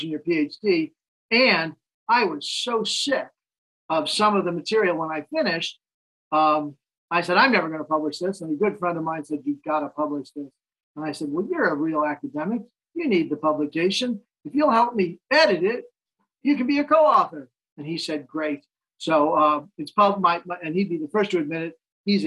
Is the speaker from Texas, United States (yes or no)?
no; New York City, New York, United States; now in Warsaw, Poland; I'm from New York City originally